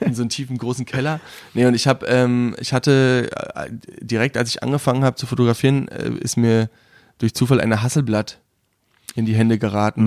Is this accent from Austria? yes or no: no; Brandenburg, Germany; also born or lived in Munich / Berlin; ich bin aus Brandenburg